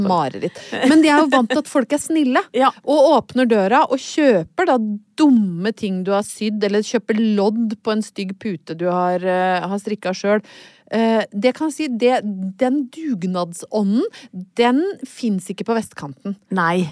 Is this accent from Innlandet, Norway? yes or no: yes; Brøttum, Innlandet, Norway; now in Oslo, Norway; jeg kommer jo fra Brøttum